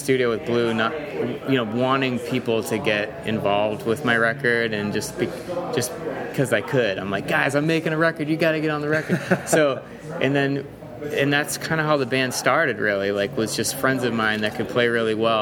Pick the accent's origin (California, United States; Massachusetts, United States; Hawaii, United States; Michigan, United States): Massachusetts, United States; Boston; that gave me and a lot of Bostonians a certain spirit